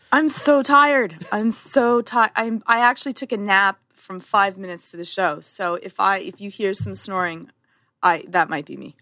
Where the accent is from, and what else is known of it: Canada